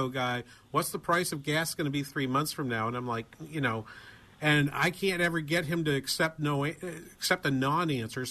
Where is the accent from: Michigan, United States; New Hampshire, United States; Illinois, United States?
New Hampshire, United States; moved away; I grew up in New Hampshire